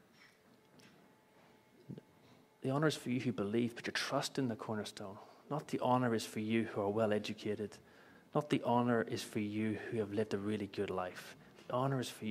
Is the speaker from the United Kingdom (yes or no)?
yes; Belfast, Northern Ireland, United Kingdom; moved away; I grew up in Belfast, greatest city on the earth.